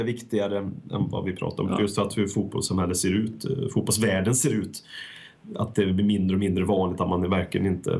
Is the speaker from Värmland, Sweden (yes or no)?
yes; Värmland, Sweden; Folk från eh, bruket där jag kommer ifrån